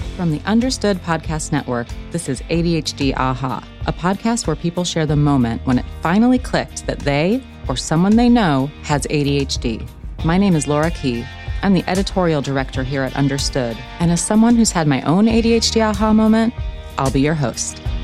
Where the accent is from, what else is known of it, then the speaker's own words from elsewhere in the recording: Ohio, United States; I'm from Ohio, so from the same area